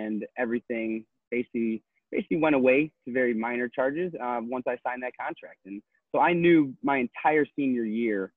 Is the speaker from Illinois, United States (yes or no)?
yes; McHenry, Illinois, United States; Born and raised in McHenry.